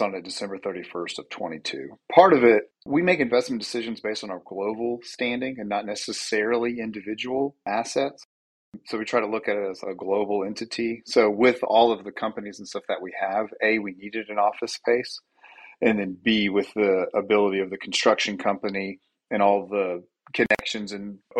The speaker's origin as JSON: {"language": "English", "town": "Knoxville", "region": "Tennessee", "country": "United States", "tie": "born or raised there", "also_born_or_lived": "Farragut, Tennessee", "said": "Born and raised in Knoxville, went to Farragut High School"}